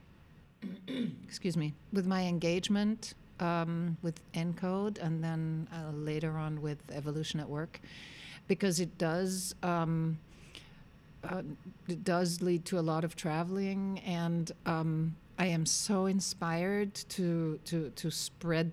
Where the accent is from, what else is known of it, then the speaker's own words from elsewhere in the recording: Vienna, Austria; I'm born and raised in Austria, and I've lived most of my life in Vienna